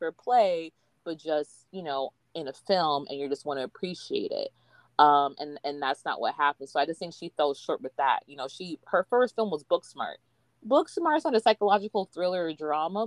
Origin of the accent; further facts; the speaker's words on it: United States; we're American